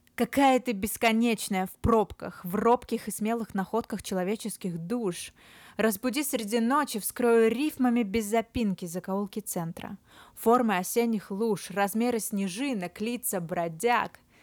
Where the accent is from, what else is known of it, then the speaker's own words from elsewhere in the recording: Novosibirsk, Novosibirsk Oblast, Russia; also born or lived in Moscow; now in Sochi, Russia; период карантина, самоизоляции я провела в родном городе Новосибирске с весны